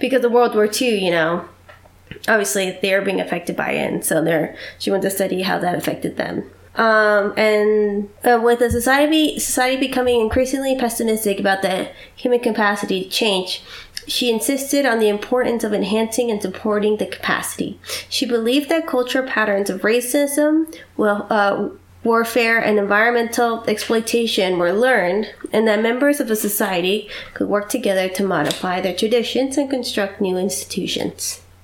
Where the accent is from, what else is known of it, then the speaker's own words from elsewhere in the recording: Doylestown, Pennsylvania, United States; graduated in 1918 from Doylestown High School. That is my hometown.